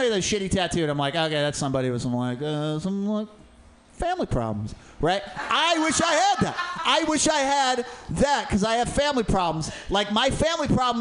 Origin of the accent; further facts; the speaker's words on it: Portland, United States; I grew up poor in Portland